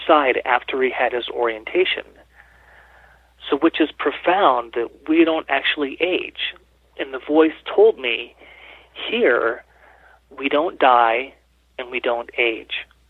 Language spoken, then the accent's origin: English; California, United States; moved away as an adult; now in Colorado Springs, United States; I am originally from California, mm-hmm. but have lived in Colorado, in Colorado Springs about 20 years now